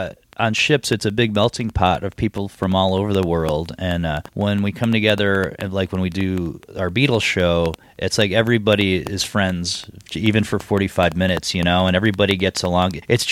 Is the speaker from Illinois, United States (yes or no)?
yes; Chicago, Illinois, United States; growing up in the South Side of Chicago, you have the South Side of Chicago and there's nothing else that exists outside of the world.